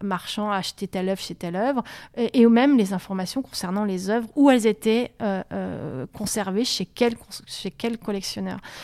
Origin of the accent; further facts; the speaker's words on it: Montpellier, Occitania, France; moved away; also born or lived in Paris; Moi, je venais de Montpellier.